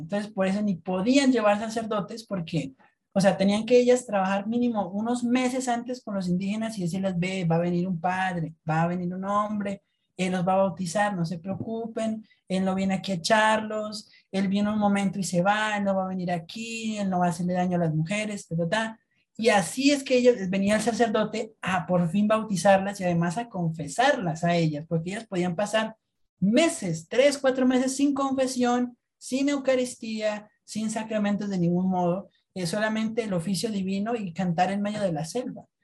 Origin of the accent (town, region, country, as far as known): Colombia